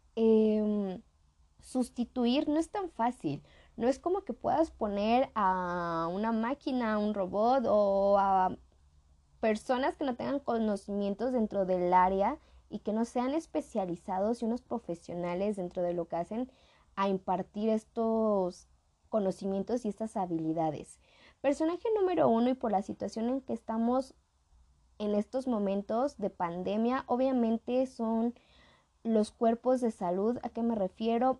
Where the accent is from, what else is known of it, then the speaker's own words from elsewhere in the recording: Mexico; somos de México